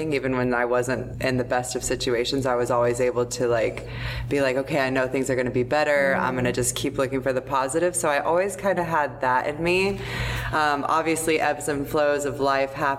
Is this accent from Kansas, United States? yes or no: no; Sarasota, Florida, United States; also born or lived in New Zealand / Alaska / Thailand; I was born and raised in Sarasota